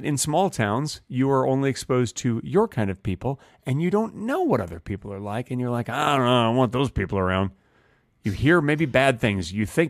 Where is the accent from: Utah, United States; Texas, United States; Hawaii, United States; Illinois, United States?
Texas, United States; Dallas; now in Los Angeles, United States; I moved from Dallas, Texas to Los Angeles, California. And Dallas is a big city, very mm-hmm. business-oriented city.